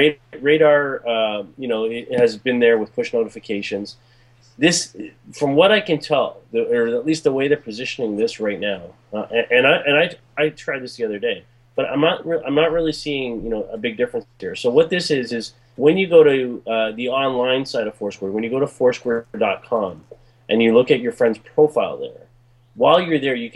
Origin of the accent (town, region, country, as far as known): Toronto, Ontario, Canada